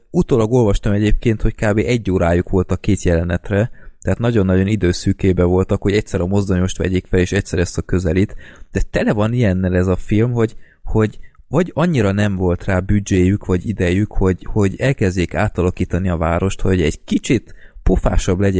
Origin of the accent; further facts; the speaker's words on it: Budapest, Hungary; ami budapestiként engem rohadtul felcseszett